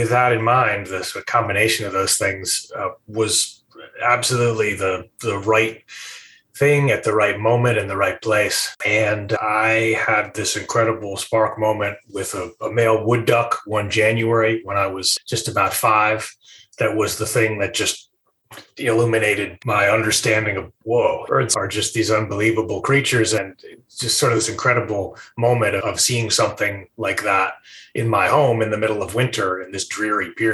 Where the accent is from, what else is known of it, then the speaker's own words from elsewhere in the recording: Rye, New York, United States; I grew up just outside of New York City, Rye, New York, a rather green suburb